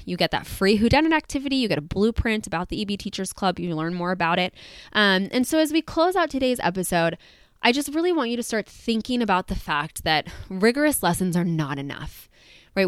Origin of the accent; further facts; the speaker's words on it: California, United States; as a Californian